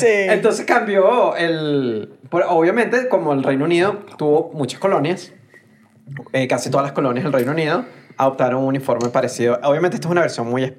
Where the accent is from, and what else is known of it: Venezuela